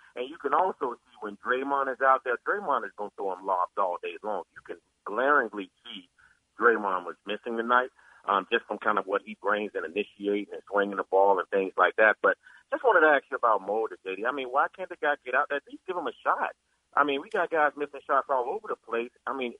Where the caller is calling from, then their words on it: North Carolina, United States; I'm calling from North Carolina, actually, Jay